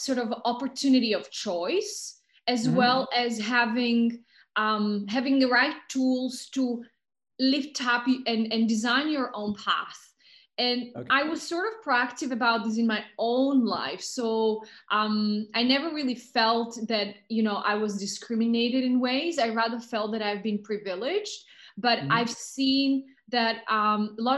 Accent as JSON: {"language": "English", "country": "Slovakia", "also_born_or_lived": "Pakistan / London", "moved": "yes", "said": "I'm originally from Slovakia, which is a small country, mountainous, beautiful country in the middle of Europe"}